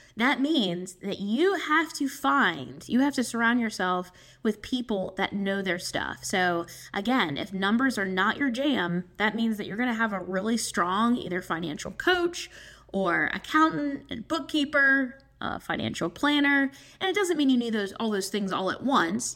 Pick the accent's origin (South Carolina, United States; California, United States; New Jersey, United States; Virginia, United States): South Carolina, United States; I'm coming from South Carolina